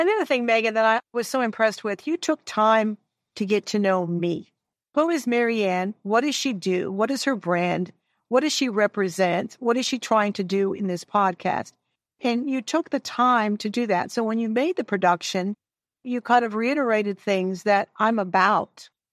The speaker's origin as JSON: {"language": "English", "town": "Detroit", "region": "Michigan", "country": "United States", "said": "I'm a northern gal. I'm from the Detroit area"}